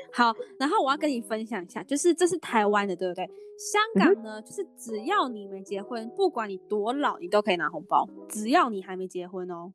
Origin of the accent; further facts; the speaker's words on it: Hong Kong; now in Taiwan; 我是香港人哦，我啊。爱打到不行哦。而且我之前在香港是我每天陪我奶奶打麻将，每天哦每天打。对，就是每天打，而且在香港打麻将是，呃，他们就是这样一条走廊，然后有很多户嘛，你走在走廊上，每一间都在打麻将，你都可以听到砰砰砰砰砰的声音